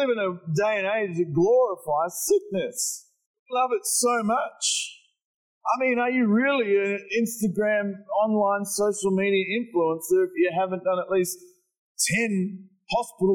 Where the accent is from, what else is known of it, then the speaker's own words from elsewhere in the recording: Morwell, Victoria, Australia; I grew up in Morwell